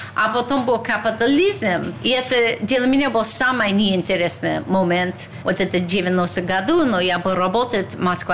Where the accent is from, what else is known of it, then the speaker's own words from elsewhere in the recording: United States; Russian is a second language; moved away as an adult; also born or lived in Russia; Я была молодой американка